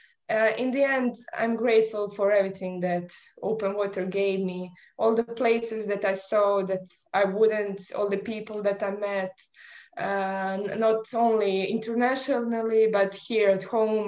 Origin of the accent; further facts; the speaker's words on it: Croatia; I'm from Croatia, which is quite small country